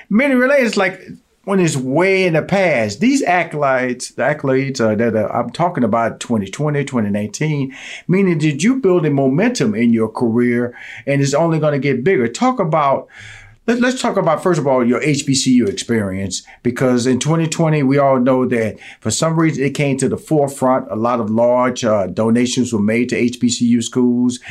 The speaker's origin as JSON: {"language": "English", "town": "Houston", "region": "Texas", "country": "United States", "tie": "born or raised there", "said": "I grew up in Houston, Texas, so Texas Southern University, uh, Third Ward"}